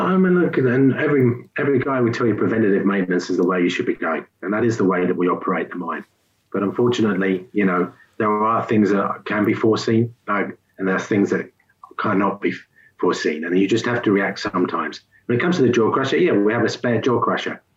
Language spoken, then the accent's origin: English; England, United Kingdom; moved away; I'm English.